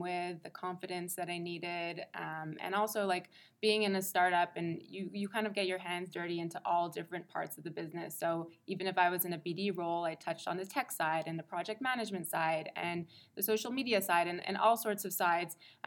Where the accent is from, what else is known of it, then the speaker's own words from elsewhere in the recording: Montreal, Quebec, Canada; moved away as an adult; now in New York, United States; I'm born and raised in Montreal, super Canadian